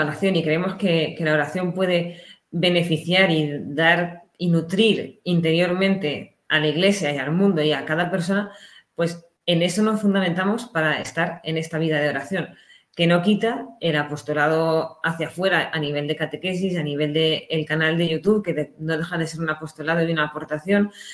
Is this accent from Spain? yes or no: yes; Ciudad Real, Castilla-La Mancha, Spain; moved away as an adult; now in Sahagún, Spain; que yo soy de Ciudad Real